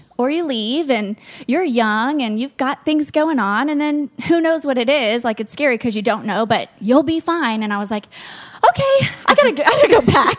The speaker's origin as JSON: {"language": "English", "region": "Florida", "country": "United States", "also_born_or_lived": "London, Ontario, Canada", "moved": "as an adult", "said": "I'm from Florida"}